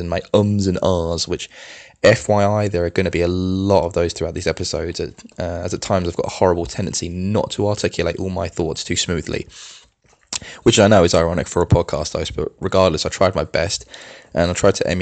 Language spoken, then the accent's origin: English; Brighton, South East England, United Kingdom; moved away as an adult; also born or lived in California; broadcasting from my hometown of Brighton, England, where I've predominantly grown up